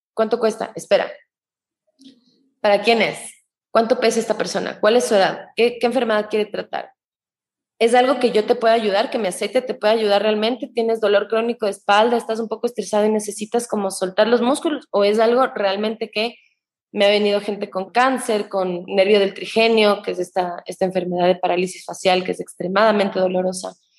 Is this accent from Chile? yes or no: no; Ecuador; todos los problemas que sufrimos de salud como ecuatorianos